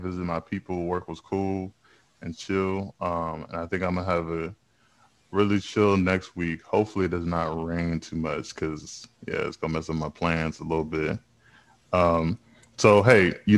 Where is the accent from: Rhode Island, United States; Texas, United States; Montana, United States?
Texas, United States; Houston; I grew up in Houston, a big, wide minority area